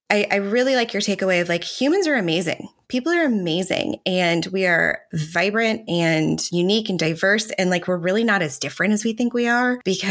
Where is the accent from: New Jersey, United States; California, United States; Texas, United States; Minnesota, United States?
Texas, United States; Katy; I'm from Katy, Texas, which is like objectively a well-to-do suburb of Houston